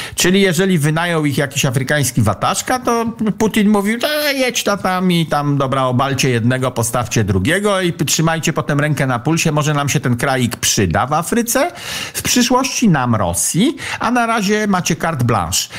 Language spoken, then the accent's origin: Polish; Pomeranian Voivodeship, Poland; ja jestem z Pomorza